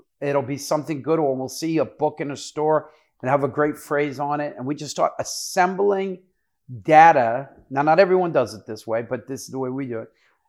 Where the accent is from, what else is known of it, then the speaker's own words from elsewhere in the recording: Wayne, New Jersey, United States; also born or lived in Brooklyn, New York; I'm from New York. I was born in, New York, and my mom and dad unfortunately divorced. And my mom took me from Brooklyn, New York to Wayne, New Jersey.